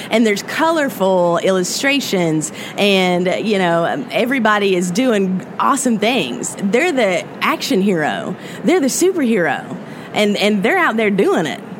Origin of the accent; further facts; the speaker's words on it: Appalachian Mountains of Virginia, United States; the Appalachian Mountains of Virginia. That's the where I'm from, and it's beautiful